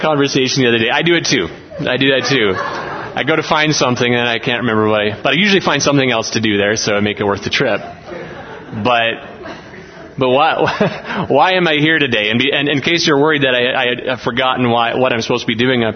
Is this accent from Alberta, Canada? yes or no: yes; Olds, Alberta, Canada; We're from Olds, Alberta in Canada